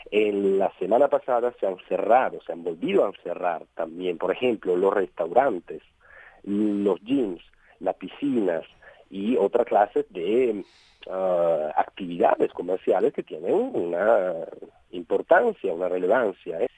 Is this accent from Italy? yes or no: yes; Italy; Spanish is a second language; Mira, yo creo que como, como italianos hemos dado una buena, buena prueba